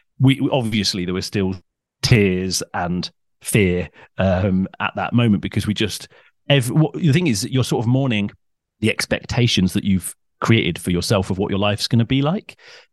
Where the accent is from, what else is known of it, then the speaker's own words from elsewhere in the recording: North West England, United Kingdom; I grew up in Cheshire. So I'm sort of, I've lived a lot in the South, but I'm sort of from everywhere.